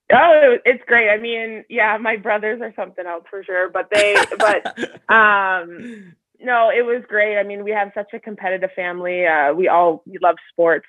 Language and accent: English; Sudbury, Ontario, Canada; now in Calgary, Canada; I grew up obviously in Sudbury